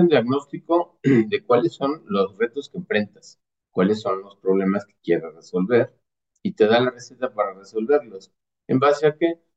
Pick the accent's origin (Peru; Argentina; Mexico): Mexico; also born or lived in near Mexico City; básicamente soy un mexicano, orgullosamente mexicano, vivo cerca de la Ciudad de México